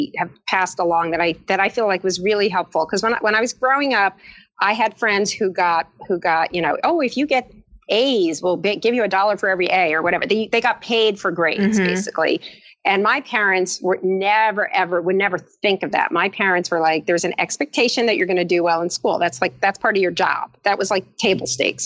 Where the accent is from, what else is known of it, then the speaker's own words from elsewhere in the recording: East Brunswick, New Jersey, United States; I grew up in East Brunswick, and I played the viola.